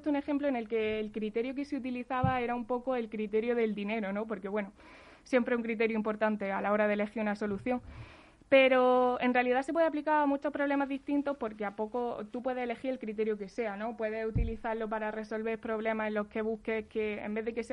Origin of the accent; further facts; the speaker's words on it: Jaén, Andalusia, Spain; accent: del sur; moved away; Yo soy de Jaén.